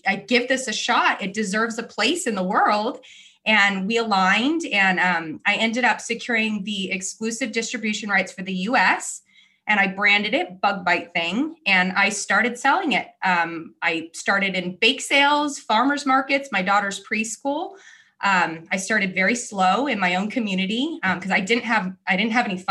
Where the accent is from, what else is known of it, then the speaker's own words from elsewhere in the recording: California, United States; moved away as an adult; also born or lived in South Florida; now in Florida, United States; I am born and raised in California